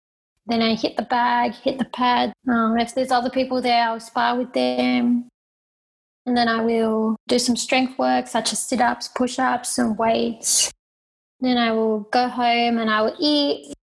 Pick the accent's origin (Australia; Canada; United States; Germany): Australia; now in Thailand; I live in Thailand. I'm from Australia. I grew up in a caravan traveling around Australia working shows.